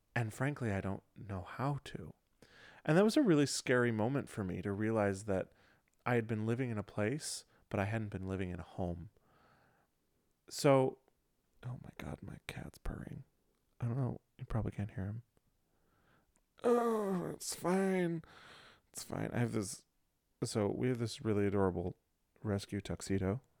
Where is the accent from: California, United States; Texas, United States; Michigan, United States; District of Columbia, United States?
Michigan, United States; moved away; my home, home where I grew up in Michigan